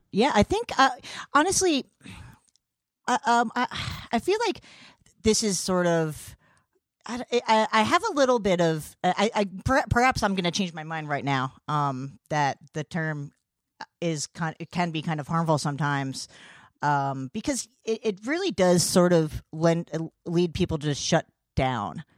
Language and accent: English; New Brunswick, New Jersey, United States; I'm from New Brunswick.